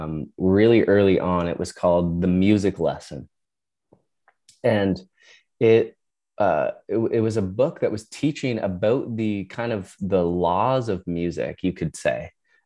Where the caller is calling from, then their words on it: Ontario, Canada; I am in Ontario, Canada. So a couple hours north of Toronto.